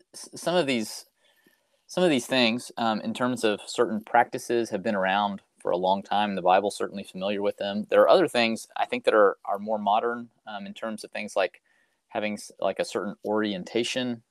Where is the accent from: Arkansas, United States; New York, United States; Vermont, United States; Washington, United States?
Arkansas, United States; Fayetteville; I'm originally from Fayetteville, Arkansas. That's where I grew up